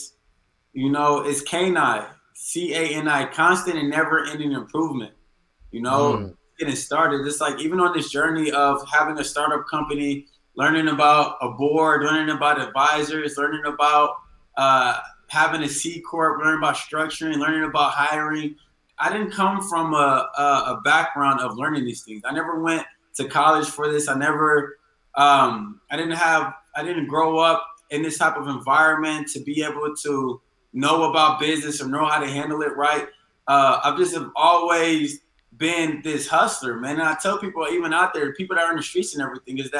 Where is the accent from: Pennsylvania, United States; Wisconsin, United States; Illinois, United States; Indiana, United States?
Indiana, United States; Indianapolis; moved away; also born or lived in New York